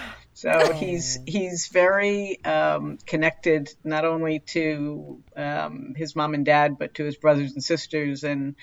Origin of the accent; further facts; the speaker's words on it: Ann Arbor, Michigan, United States; I'm from Ann Arbor, Michigan.